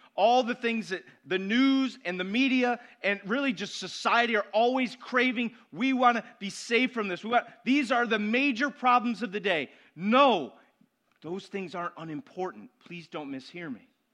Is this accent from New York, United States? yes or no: yes; Syracuse, New York, United States; I was born in Syracuse, June twenty-sixth, nineteen seventy-nine